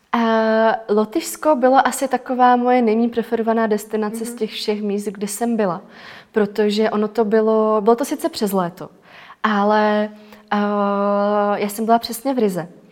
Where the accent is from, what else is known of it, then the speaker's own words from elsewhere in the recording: Czechia; u nás v Čechách